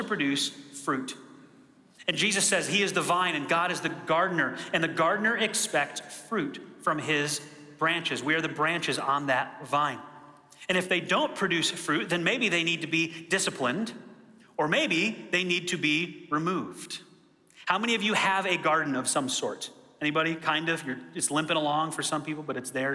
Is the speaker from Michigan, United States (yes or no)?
yes; Michigan, United States; I grew up in Michigan in a rural area